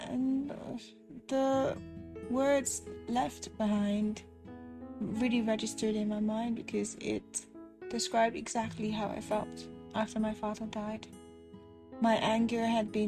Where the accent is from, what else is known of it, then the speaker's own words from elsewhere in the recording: Nigeria; moved away as an adult; I was away from Nigeria for the first time in my life, and I was basically alone in a new country